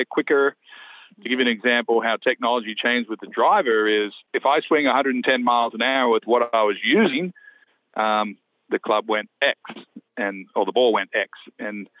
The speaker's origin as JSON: {"language": "English", "country": "Australia", "tie": "born or raised there", "moved": "yes", "said": "growing up in Australia"}